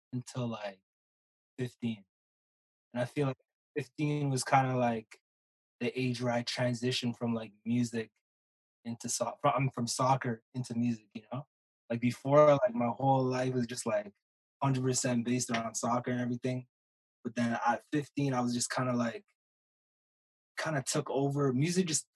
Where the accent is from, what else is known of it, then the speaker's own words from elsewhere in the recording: Ottawa, Ontario, Canada; born and raised in Ottawa